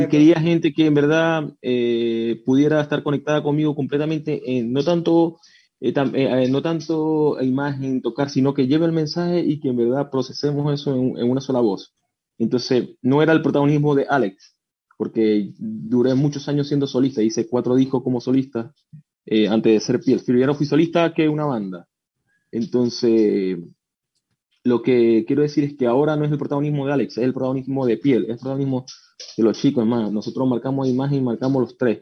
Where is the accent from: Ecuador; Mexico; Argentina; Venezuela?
Venezuela; now in Chile; yo soy de Venezuela, no soy chileno, soy el único que soy de Venezuela.